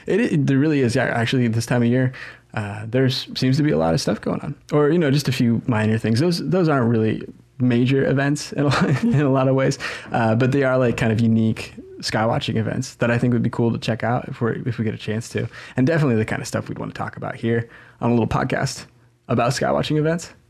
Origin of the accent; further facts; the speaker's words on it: Southern Oregon, United States; now in Eugene, United States; growing up in Southern Oregon